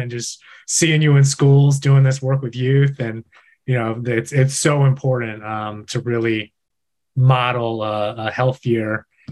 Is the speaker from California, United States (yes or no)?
no; Washington, District of Columbia, United States; born and raised in Washington, D.C.